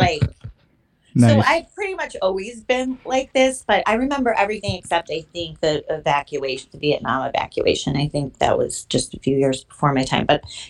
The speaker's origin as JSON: {"language": "English", "area": "DuPage County, suburban Chicago", "region": "Illinois", "country": "United States", "tie": "born or raised there", "said": "where I grew up in DuPage, which at the time was solidly red Republican"}